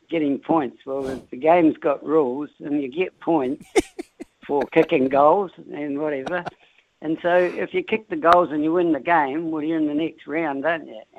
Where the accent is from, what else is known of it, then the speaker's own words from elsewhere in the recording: New Zealand; being a Kiwi